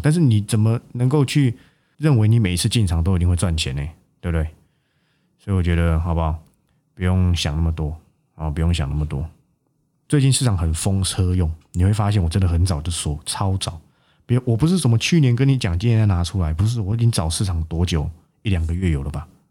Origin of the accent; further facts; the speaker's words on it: Guanxi, Hsinchu County, Taiwan; moved away; 我的老家在这个关西的深山，我每次回去的时候，我连电话都不能打